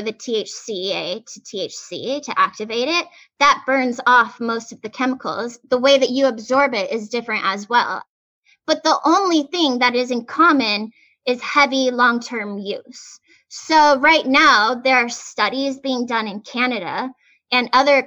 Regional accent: Arizona, United States; now in Los Angeles, United States; I grew up in Arizona

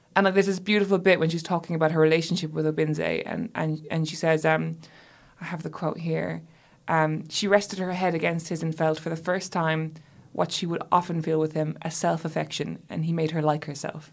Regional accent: Ireland; moved away; my home country

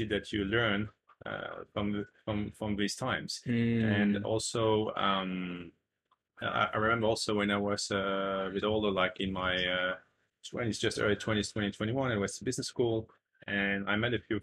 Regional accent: France; moved away as an adult; also born or lived in China; I grew up in France

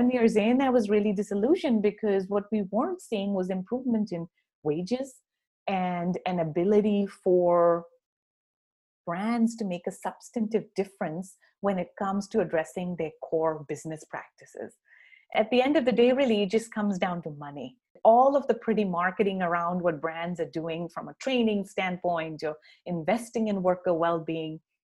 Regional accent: Karachi, Sindh, Pakistan; now in United States; my hometown of Karachi

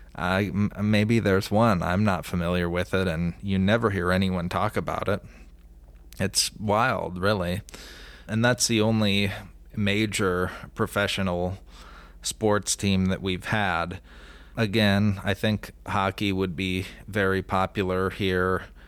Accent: Omaha, Nebraska, United States; born or raised there

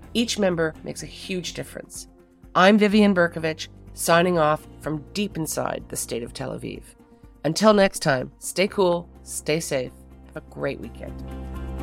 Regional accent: Canada; I'm Canadian

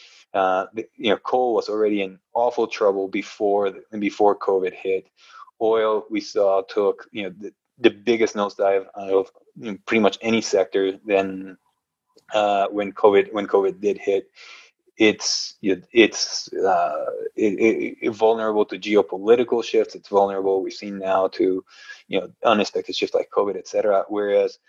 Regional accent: Guatemala; moved away as an adult; now in United States; I was born and raised in Guatemala

